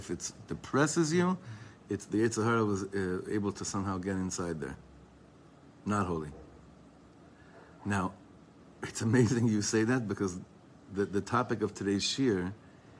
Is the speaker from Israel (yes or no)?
yes; Ra'anana, Central District, Israel; I was from Ranana. We went together in high school.